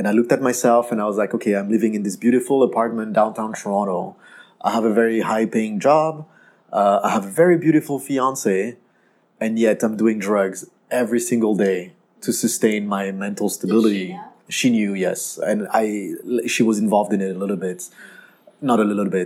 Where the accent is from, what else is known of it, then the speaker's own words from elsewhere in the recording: France; English is a second language; moved away as an adult; also born or lived in Canada; now in Ho Chi Minh City, Vietnam; I was born and raised in France from Vietnamese parents, and then I moved to Canada when I was 19 years old to study English